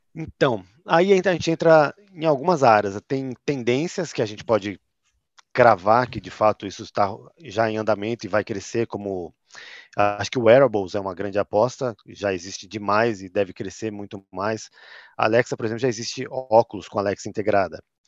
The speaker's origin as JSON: {"language": "Portuguese", "region": "São Paulo", "country": "Brazil", "accent": "paulistano", "said": "eu sou paulistano, tenho esse sotaque"}